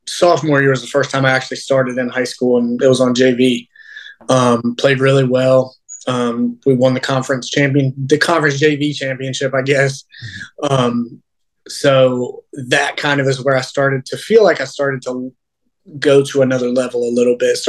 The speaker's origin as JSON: {"language": "English", "town": "Mocksville", "region": "North Carolina", "country": "United States", "tie": "born or raised there", "said": "growing up in Mocksville"}